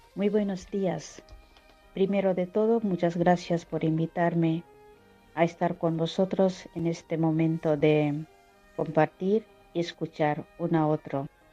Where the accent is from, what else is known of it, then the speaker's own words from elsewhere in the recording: Odisha, India; Spanish is a second language; moved away; yo soy de Orisa